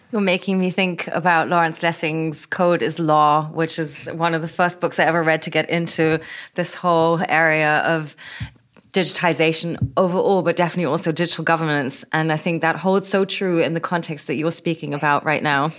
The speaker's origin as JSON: {"language": "English", "region": "Berlin", "country": "Germany", "tie": "born or raised there", "said": "my hometown"}